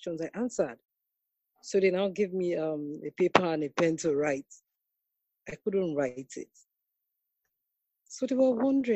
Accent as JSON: {"language": "English", "country": "Nigeria", "said": "I'm from Nigeria"}